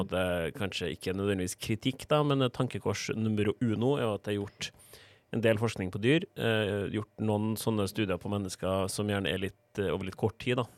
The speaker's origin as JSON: {"language": "Norwegian", "town": "Trondheim", "region": "Trøndelag", "country": "Norway", "moved": "yes", "said": "Var hjemme i Trondheim på juleferie"}